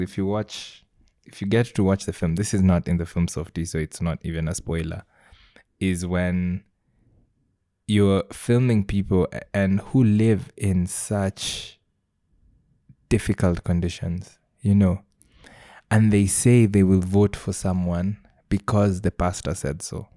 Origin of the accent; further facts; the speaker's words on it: Kisii, Kisii County, Kenya; I grew up in Kisii